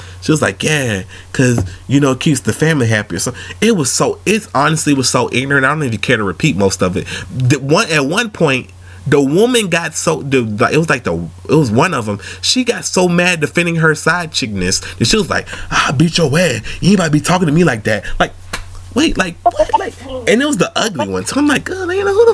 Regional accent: Atlanta, Georgia, United States; I'm from Atlanta

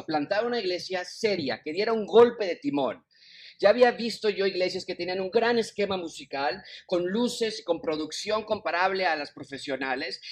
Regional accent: Mexico City, Mexico; moved away; also born or lived in United States; decidido regresar a mi ciudad natal, a mi país natal, a Ciudad de México

